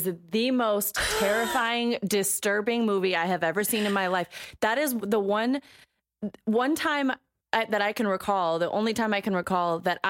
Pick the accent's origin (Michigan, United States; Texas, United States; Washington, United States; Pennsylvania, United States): Washington, United States; Ellensburg; growing up in Ellensburg, that's all everybody listened to. And for 7 years of living there, I listened to Fuzzy Radio Station because the hip hop station was the next town over.